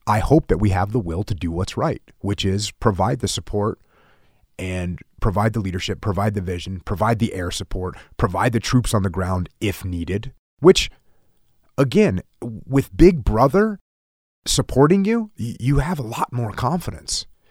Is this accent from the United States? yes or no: yes; United States; as an American servicemen that served overseas